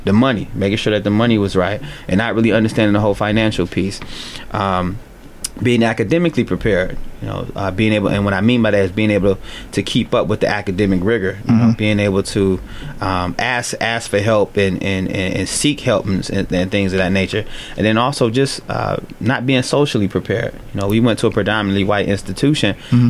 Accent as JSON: {"language": "English", "town": "Cleveland", "region": "Ohio", "country": "United States", "tie": "born or raised there", "said": "I'm an East Sider, so I grew up on the East Side of town in Cleveland."}